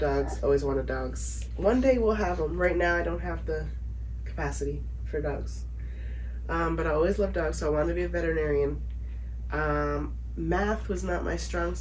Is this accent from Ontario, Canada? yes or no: no; Dartmouth, Nova Scotia, Canada; moved away as an adult; I'm from Dartmouth, Nova Scotia, Canada. Born and raised, moved away when I was 20.